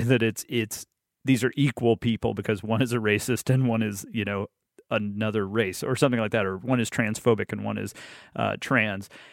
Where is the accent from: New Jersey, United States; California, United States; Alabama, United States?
Alabama, United States; moved away as an adult; I grew up in Alabama